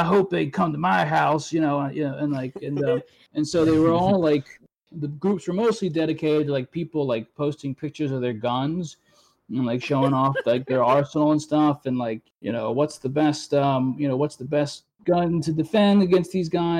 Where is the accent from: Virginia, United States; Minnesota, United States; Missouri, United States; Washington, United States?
Virginia, United States; moved away; I'm from Virginia.